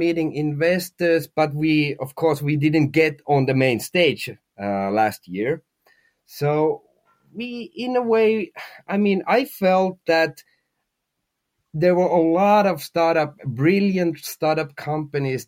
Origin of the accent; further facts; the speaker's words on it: Finland; we are from Finland, the company is from Finland, and everybody in the team is from Finland